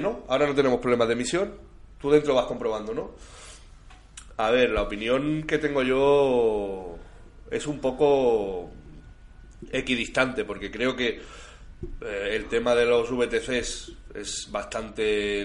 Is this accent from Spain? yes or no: yes; Can Tusell, Catalonia, Spain; José Luis y yo, que somos nativos de Cantusel